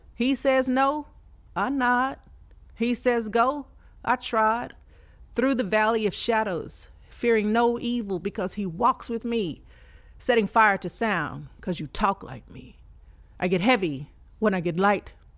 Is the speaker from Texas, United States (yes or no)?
yes; Fort Worth, Texas, United States; now in Houston, United States; born and raised in fort worth texas okay uh, i moved to houston maybe about nine years ago